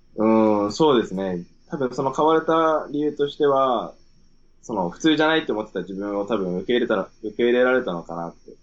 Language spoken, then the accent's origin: Japanese; Sendai, Miyagi, Japan; moved away as an adult; also born or lived in Sydney, Australia; 出身仙台です